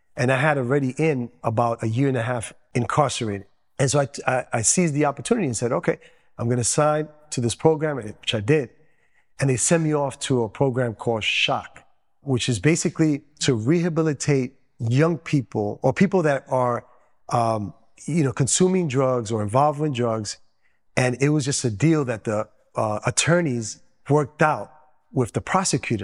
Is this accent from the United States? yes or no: yes; New York City, New York, United States; first language Spanish; English is a second language; also born or lived in Dominican Republic; growing up in New York City, such a diverse community in Queens